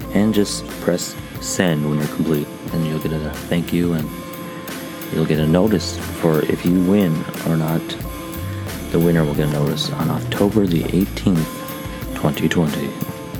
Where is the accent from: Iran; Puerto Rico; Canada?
Canada; moved away; also born or lived in Newfoundland; as a Canadian